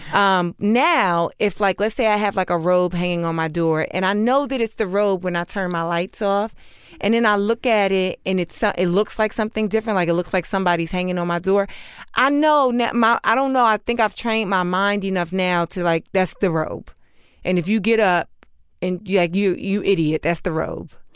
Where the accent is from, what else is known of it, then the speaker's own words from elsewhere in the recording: New York City, New York, United States; I grew up in New York City